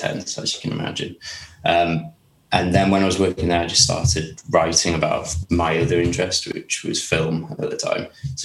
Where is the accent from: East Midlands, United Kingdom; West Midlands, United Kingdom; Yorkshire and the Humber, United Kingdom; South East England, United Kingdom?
Yorkshire and the Humber, United Kingdom; Ilkley; also born or lived in London; now in Lewes, United Kingdom; Ilkley, which is my hometown